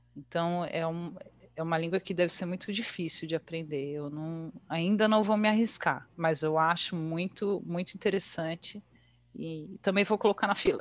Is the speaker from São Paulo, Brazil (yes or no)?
yes; Bragança Paulista, São Paulo, Brazil; moved away as an adult; also born or lived in Atibaia / Porto, Portugal; now in Luxembourg; Eu nasci em Atibaia. Ah, mas tá. Eu, ah, mas eu morei a vida inteira em Bragança, então eu sou super Bragantina.